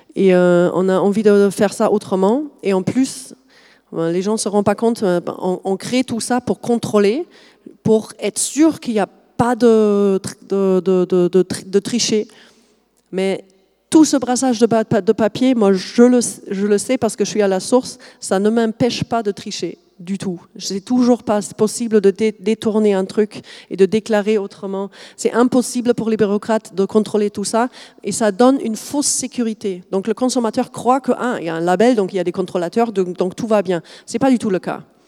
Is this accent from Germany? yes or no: yes; Germany; accent: German; French is a second language; now in France; je suis allemande de, base, vous avez peut-être noté le petit accent.